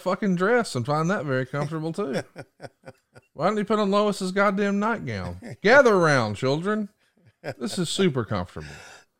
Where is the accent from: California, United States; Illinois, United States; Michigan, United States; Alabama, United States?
Alabama, United States; Listen, Lululemon. I'm from Alabama.